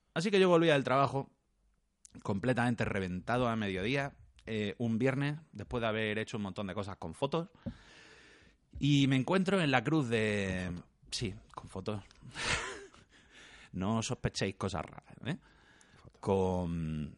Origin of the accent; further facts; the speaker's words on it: Córdoba, Andalusia, Spain; soy el personaje cordobés menos cordobés de, la historia